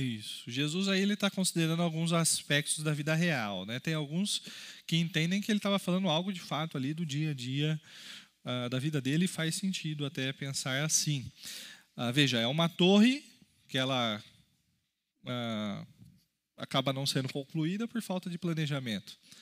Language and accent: Portuguese; Brazil; Nós, como brasileiros, por exemplo, temos um país muito rico